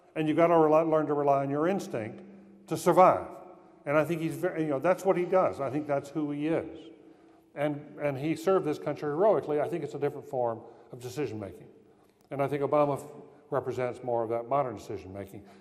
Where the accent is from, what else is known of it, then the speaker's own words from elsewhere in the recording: North Carolina, United States; I'm from North Carolina